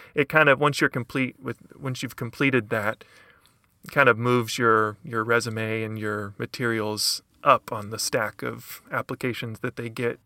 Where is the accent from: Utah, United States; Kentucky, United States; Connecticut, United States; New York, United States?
Kentucky, United States; Lexington; originally from kentucky i'm from lexington kentucky